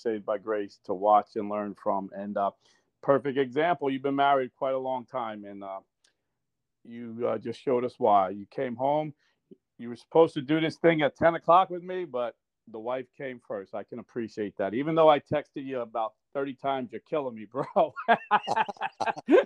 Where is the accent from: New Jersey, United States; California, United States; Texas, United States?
New Jersey, United States; Irvington; also born or lived in Newark, New Jersey; I grew up in Irvington, New Jersey